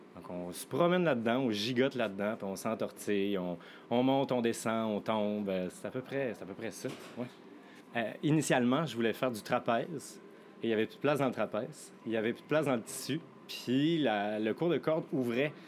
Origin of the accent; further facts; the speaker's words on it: Quebec, Canada; moved away as an adult; now in Montreal, Canada; je ne suis pas montréalais d'origine, je viens du Lac-Saint-Jean